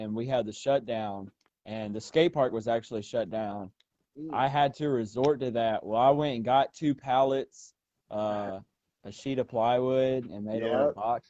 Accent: Enterprise, Alabama, United States; where I grew up here in South Alabama, I lived out in the country

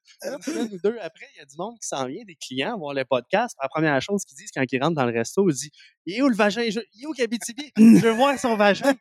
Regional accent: Abitibi, Quebec, Canada; now in Montreal, Canada; je viens d'Abitibi

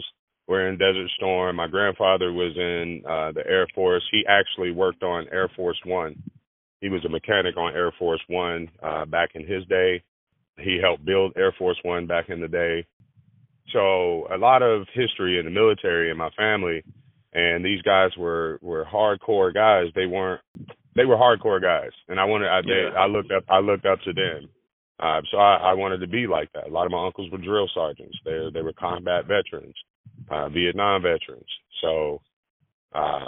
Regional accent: Nashville, Tennessee, United States; also born or lived in Carson City, Nevada; I was born and raised in Nashville, Tennessee, and my grandparents raised me here for many years

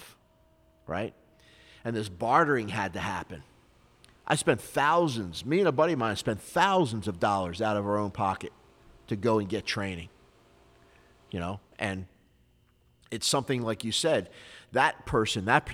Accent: Philadelphia, Pennsylvania, United States; I got involved in some street fights growing up in Philly

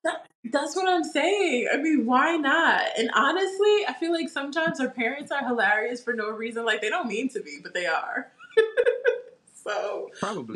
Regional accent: New York, United States; We're from New York.

